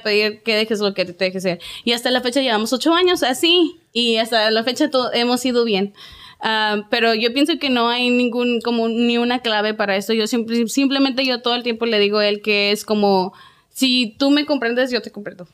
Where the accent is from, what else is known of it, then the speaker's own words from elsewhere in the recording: Ciudad Juárez, Chihuahua, Mexico; soy de Ciudad Juárez, Chihuahua